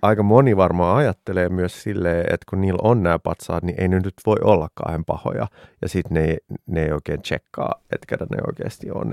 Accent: Finland; Suomi on mun kotimaa

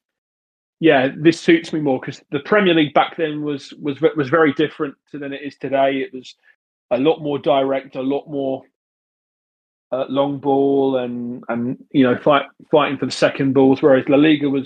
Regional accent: Brighton, South East England, United Kingdom; I was born in Brighton.

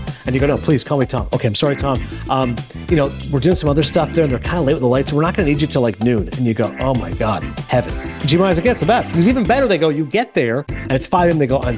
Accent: Canada; also born or lived in Connecticut, United States / New Jersey, United States; now in Ho-Ho-Kus, United States; I'm actually Canadian, but then I lived in Connecticut for years, and now I live in North Jersey.

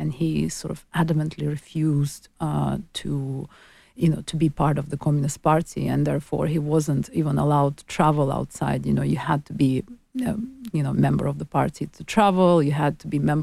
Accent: Baku, Azerbaijan; where I was born is the capital, the city of Baku, and it's on the Caspian Sea. It was part of Soviet Union for 75 long, very long years, and gained its independence in 91. And I was born in Soviet Union and grew up in Soviet Union, so I spent most of my childhood in Soviet Azerbaijan

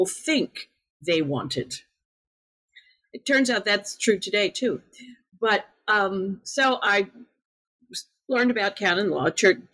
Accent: United States; being an American

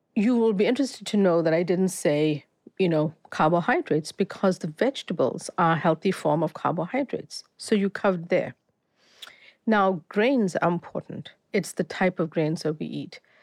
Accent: South Africa; moved away as an adult; also born or lived in Boston; I grew up, before I moved to study in Boston, I grew up in South Africa, um, Indian family

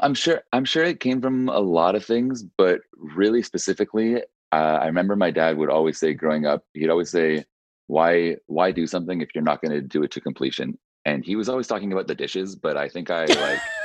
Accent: Whistler, British Columbia, Canada; born or raised there; also born or lived in Nova Scotia

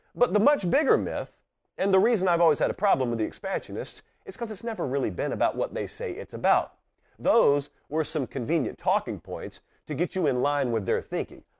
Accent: Georgia, United States; now in Nashville, United States; I'm from Georgia. My home is Georgia

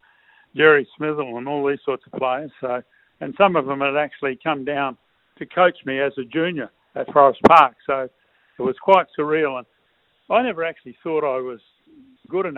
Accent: Perth, Western Australia, Australia; also born or lived in Melbourne / Salter Point; I grew up in Vincent Street

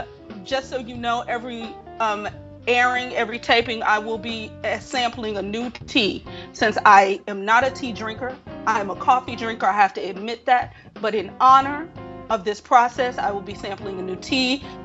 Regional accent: Chicago, Illinois, United States; I am artistic director of Impact Theater here in Chicago. I am from Chicago, born and raised.

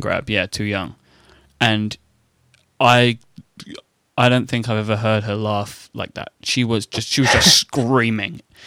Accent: United Kingdom; I am British.

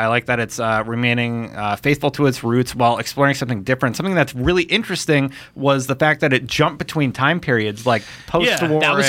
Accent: Canada; I'm Canadian.

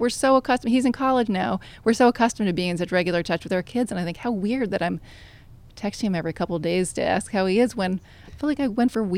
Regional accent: Manhattan, New York, United States; I grew up with an overriding sense of FOMO because I grew up here in Manhattan, fairly privileged environment

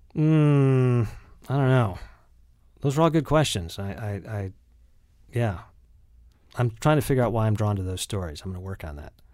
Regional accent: Lakewood, Ohio, United States; I say that I grew up in Cleveland, but I actually grew up in Lakewood, Ohio, which is just, it's on the west side of Cleveland.

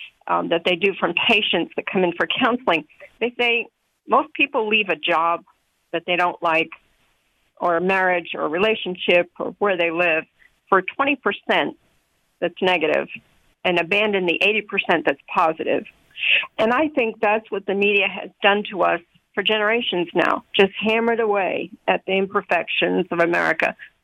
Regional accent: New England, United States; also born or lived in New York; now in Midwest, United States; I moved out to the back to the Midwest. Actually, I was raised in New England, moved out here, and then went back to New York, and now I'm back here.

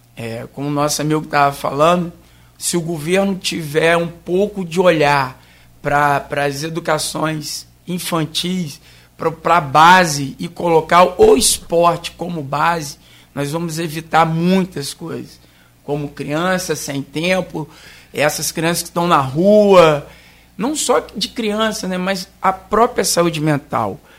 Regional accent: Cachoeiro de Itapemirim, Espírito Santo, Brazil; moved away as an adult; now in Campos dos Goytacazes, Brazil; eu não sou campista, sou capixaba, sou da capital secreta do mundo, que é Caxeta

